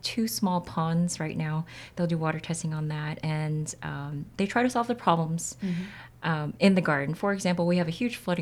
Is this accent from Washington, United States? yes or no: no; San Antonio, Texas, United States; moved away as an adult; also born or lived in Korea; I actually came back to San Antonio, which is my hometown